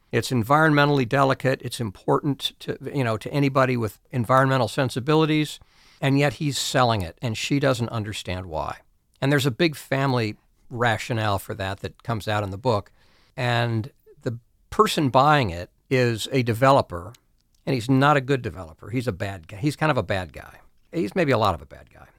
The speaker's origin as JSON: {"language": "English", "region": "Ohio", "country": "United States", "tie": "born or raised there", "also_born_or_lived": "New England / South Carolina", "moved": "yes", "lives_now": "Pennsylvania, United States", "said": "I grew up in Ohio"}